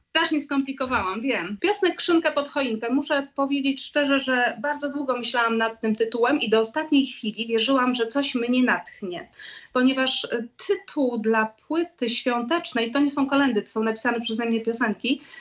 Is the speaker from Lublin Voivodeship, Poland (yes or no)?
yes; Lublin, Lublin Voivodeship, Poland; moved away as an adult; now in Kraków, Poland; Urodziłam się w Lublinie. Mm, tam skończyłam szkoły, tam skończyłam szkołę muzyczną, tam skończyłam y, polonistykę